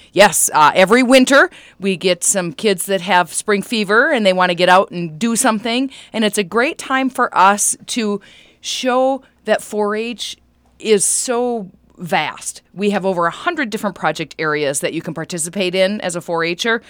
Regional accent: Wadena County, Minnesota, United States; I grew up here in Medina County

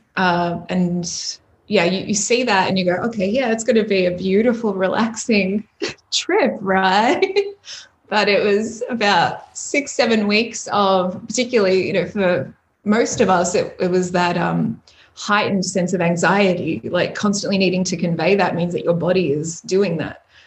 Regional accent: Melbourne, Victoria, Australia; I just got back to melbourne to my hometown where all my friends and family are

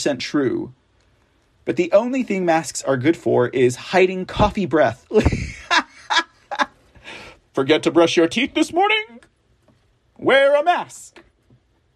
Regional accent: Texas, United States; I'm from Texas. We don't do masks down here.

